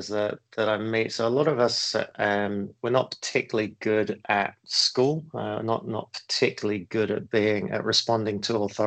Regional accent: Cambridge, East of England, United Kingdom; moved away as an adult; also born or lived in New Zealand; now in Singapore; I actually grew up more in the UK

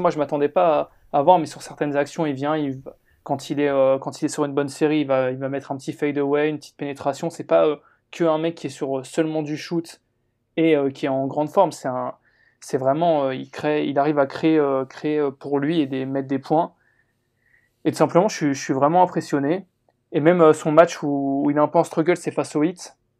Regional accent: France; nous en tant que Français

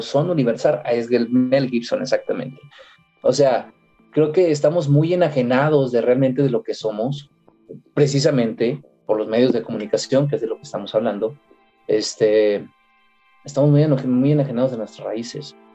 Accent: Mexico; Yo como mexicano

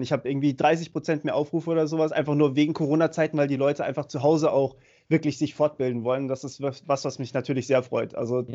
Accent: Germany; bei uns in Deutschland

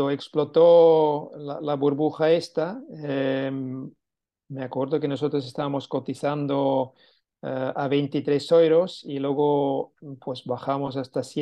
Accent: Catalonia, Spain; si íbamos a vender como catalanes a Madrid, pues no teníamos el mismo éxito como siendo madrileños vendiendo en Madrid

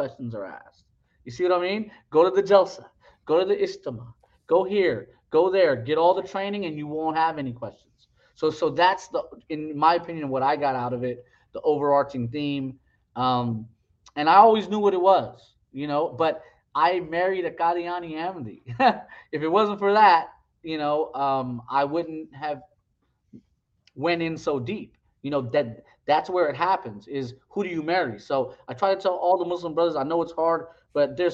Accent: West Coast, United States; I grew up with him on the West Coast

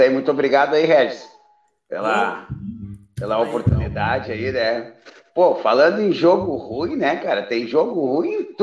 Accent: Três Passos, Rio Grande do Sul, Brazil; now in Cruz Alta, Brazil; porque eu sou da cidade de Três Passos, joguei na base lá do, do TAC

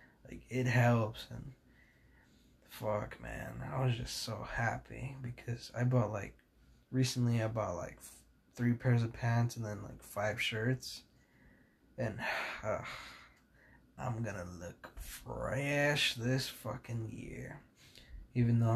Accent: California, United States; I'm from California.

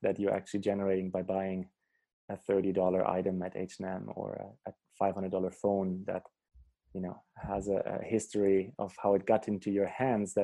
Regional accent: Germany; I grew up in Germany

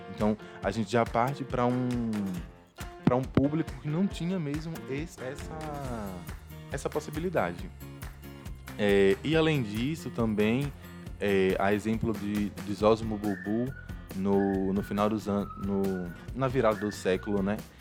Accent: interior of Bahia, Brazil; moved away as an adult; also born or lived in Rosa Elze, Sergipe; now in Sergipe, Brazil; Eu venho do interior da Bahia

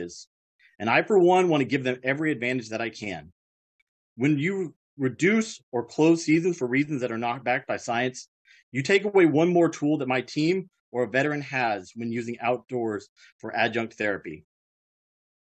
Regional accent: Texas, United States; moved away as an adult; also born or lived in Germany; now in Thurston County, Washington, United States; I grew up originally in Texas.

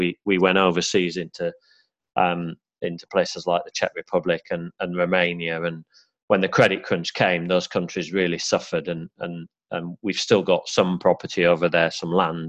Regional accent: Yorkshire and the Humber, United Kingdom; accent: Yorkshire; I've kind of lost my Yorkshire accent now, but I am a Yorkshire lad born and bred, and bought my first terraced house in Barnsley

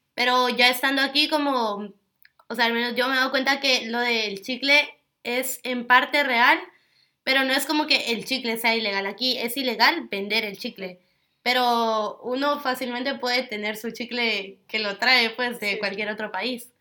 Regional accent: Guatemala; now in Singapore; de Guatemala

